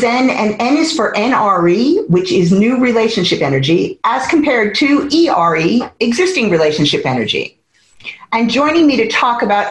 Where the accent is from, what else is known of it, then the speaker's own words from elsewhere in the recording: United States; now in United Kingdom; as an American born